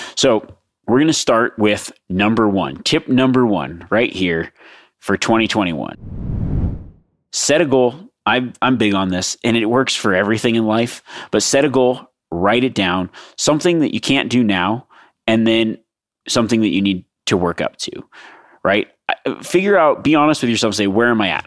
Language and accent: English; Nevada, United States; my home state of Nevada